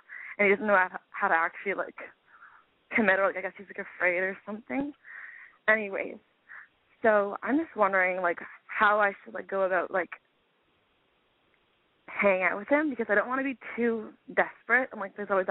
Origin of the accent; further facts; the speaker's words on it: Toronto, Ontario, Canada; I'm from Toronto.